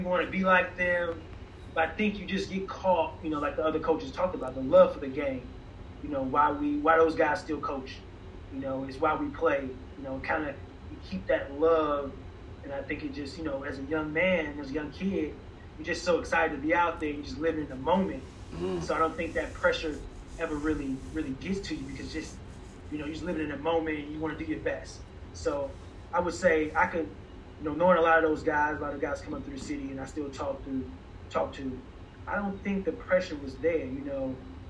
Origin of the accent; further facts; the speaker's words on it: Chicago, Illinois, United States; just the excitement, you know, the buzz around our city, you know, Chicago, you know, New York, you know, LA, I guess those major cities, you know, especially during my era growing up